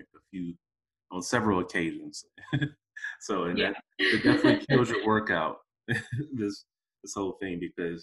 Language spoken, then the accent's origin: English; Detroit, Michigan, United States; moved away; I grew up in the States, right? So I'm, you know, originally from Detroit.